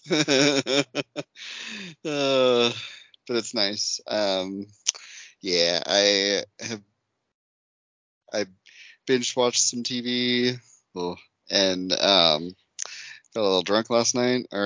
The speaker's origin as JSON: {"language": "English", "country": "United States", "said": "I'm American."}